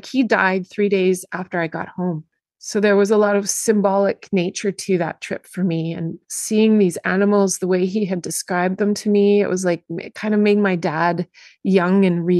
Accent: Zambia; born there; my trip was so much about revisiting, because I was born in Zambia.

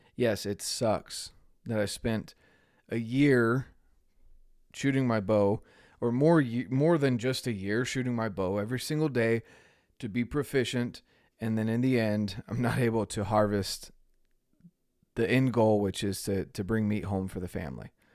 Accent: North Carolina, United States; moved away; I'm from North Carolina originally.

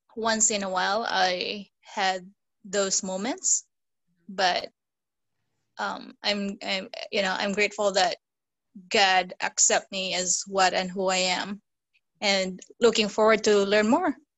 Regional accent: Philippines; moved away; I come from the Philippines originally

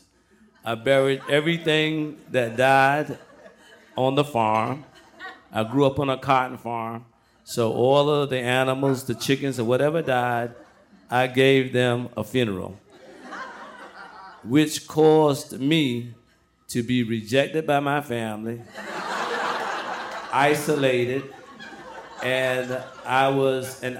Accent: Branchville, South Carolina, United States; When I was growing up in my hometown in Branchville, South Carolina

